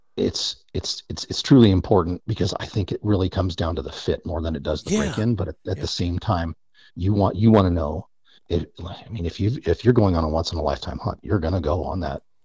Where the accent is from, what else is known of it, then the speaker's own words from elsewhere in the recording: United States; born and raised on the North Platte River